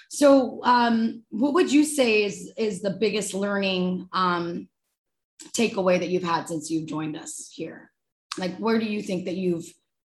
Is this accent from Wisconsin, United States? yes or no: no; Northern California, United States; I am a girl from Northern California.